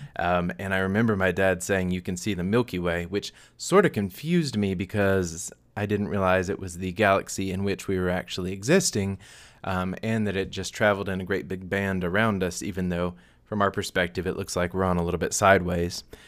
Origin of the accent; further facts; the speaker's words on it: United States; moved away as an adult; also born or lived in Tennessee / North Carolina; now in Phoenix, United States; I am from North Carolina slash Tennessee